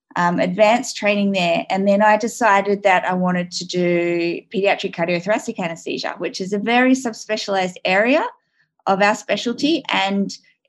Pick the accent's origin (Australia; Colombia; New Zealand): Australia; moved away as an adult; also born or lived in Sydney / New South Wales / Tasmania / Brisbane; now in United Kingdom; So I am Australian. I actually have dual citizenship, British citizenship as well. But I grew up in Australia.